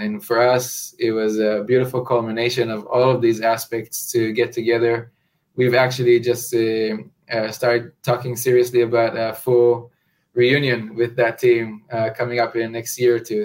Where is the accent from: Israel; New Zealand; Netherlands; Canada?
Israel; moved away as an adult; now in New Orleans, United States; growing up in Israel, I've never imagined myself living in Louisiana